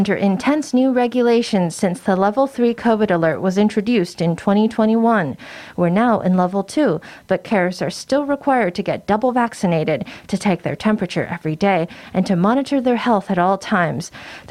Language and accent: English; Taipei, Taiwan; I'm from Taipei. Later on, I'm going abroad, so I'm here to get my third shot.